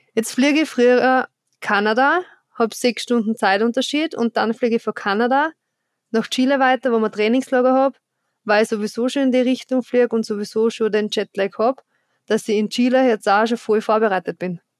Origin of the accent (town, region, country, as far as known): Styria, Austria